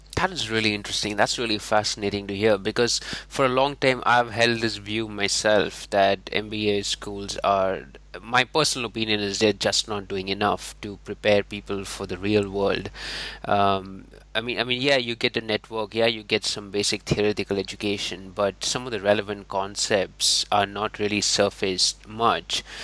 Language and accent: English; India; I'm from India